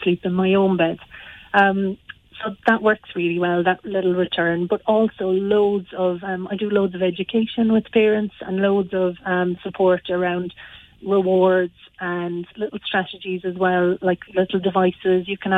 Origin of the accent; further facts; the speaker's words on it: Granagh, County Limerick, Ireland; Well, I'm from Granagh, so just outside Croom.